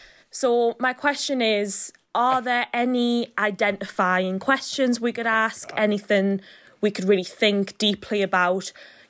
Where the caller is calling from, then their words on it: Newcastle, North East England, United Kingdom; I'm recording this from Newcastle in England, the UK.